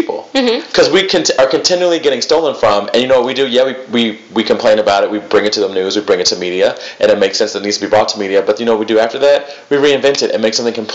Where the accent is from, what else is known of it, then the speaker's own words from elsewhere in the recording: South Carolina, United States; I'm from South Carolina